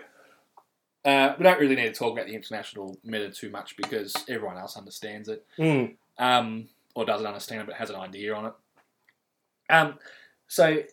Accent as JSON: {"language": "English", "country": "Australia", "said": "as an Australian looking"}